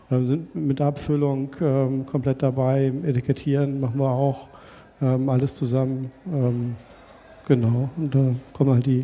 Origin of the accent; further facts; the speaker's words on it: Springe, Lower Saxony, Germany; Sven kommt aus äh, Basinghausen, ich komme aus Springer. Ähm, der Deister liegt in der Mitte